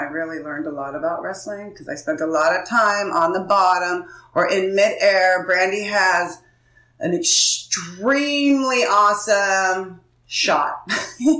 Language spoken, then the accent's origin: English; Oceanside, California, United States; I grew up in San Diego, Oceanside